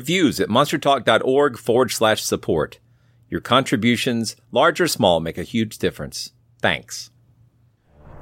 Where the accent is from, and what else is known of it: Georgia, United States